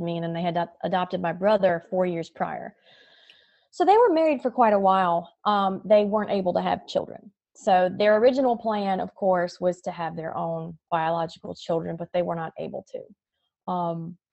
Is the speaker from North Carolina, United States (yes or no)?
yes; North Carolina, United States; I was born and raised in North Carolina